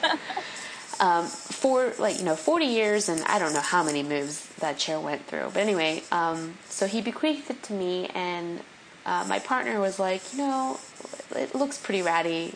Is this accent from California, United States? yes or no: yes; California, United States; moved away as an adult; also born or lived in New York City / the South; being a Californian